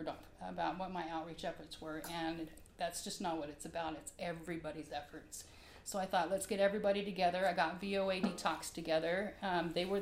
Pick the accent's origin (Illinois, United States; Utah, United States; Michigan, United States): Utah, United States; Salt Lake City; moved away; also born or lived in Miami, Florida / the South; I grew up in Salt Lake as a child and then moved all over down south and had just recently come from Miami